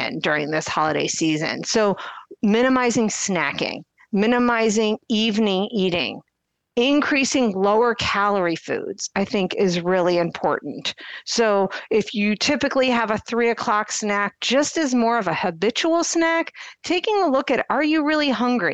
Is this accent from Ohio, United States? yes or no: yes; Akron, Ohio, United States; now in Cleveland, United States; I'm from the Akron area